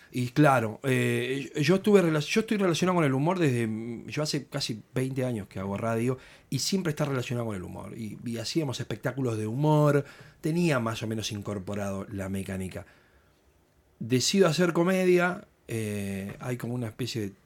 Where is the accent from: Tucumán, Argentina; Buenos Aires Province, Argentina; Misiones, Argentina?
Buenos Aires Province, Argentina; Mar del Plata; Yo soy nacido y criado en Mar del Plata.